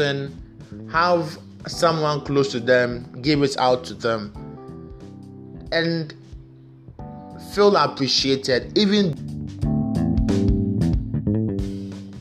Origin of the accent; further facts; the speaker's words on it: Ghana; from Ghana